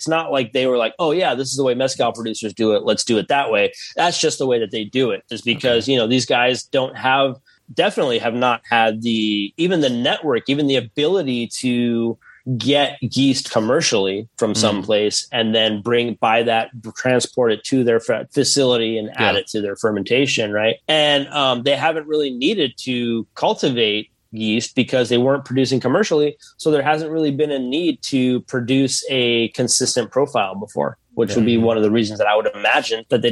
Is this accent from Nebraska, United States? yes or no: no; Tucson, Arizona, United States; I'm from the borderlands. I'm from Tucson